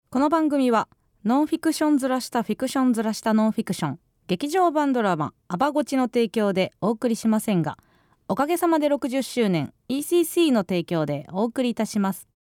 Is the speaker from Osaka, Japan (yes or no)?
yes; Kansai, Osaka, Japan; born or raised there